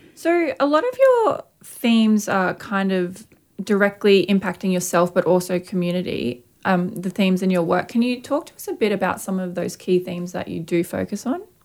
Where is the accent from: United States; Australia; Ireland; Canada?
Australia; Brisbane, Queensland; a young Aboriginal artist and particularly female artist growing up in Mianjin